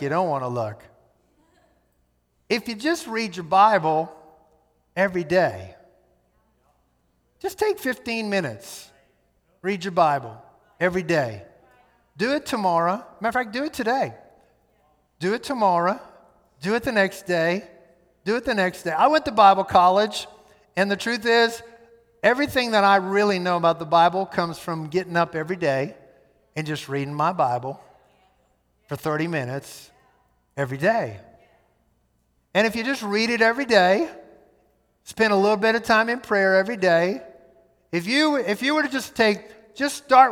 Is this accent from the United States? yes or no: yes; United States; We are Westerners, we are American